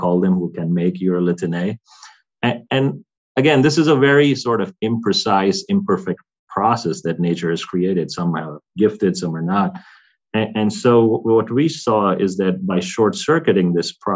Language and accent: English; India; moved away; also born or lived in United States / Europe; growing up in India, taking a lot of antibiotics, I think, and then migrating and being on different diets, Indian diet to American diet, and now more European diet